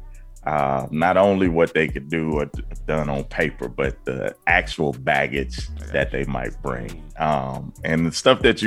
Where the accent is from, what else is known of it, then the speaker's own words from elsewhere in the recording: Birmingham, Alabama, United States; me growing up in Birmingham